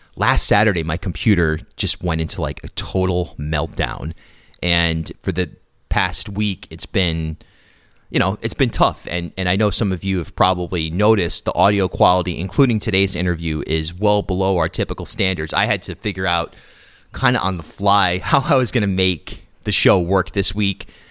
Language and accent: English; Rhode Island, United States; moved away as an adult; also born or lived in New York / Newport; I grew up in Rhode Island, but I moved to to Newport after 10 years in New York